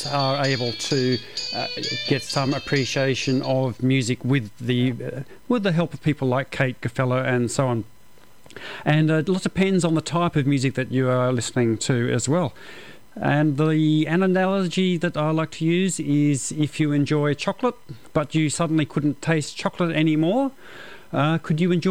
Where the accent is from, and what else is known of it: Australia; accent: Australian